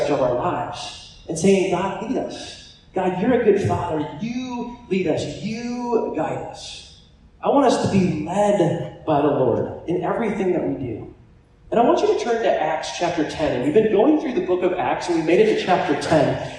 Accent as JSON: {"language": "English", "region": "Southern California", "country": "United States", "tie": "born or raised there", "said": "my family, we grew up in Southern California"}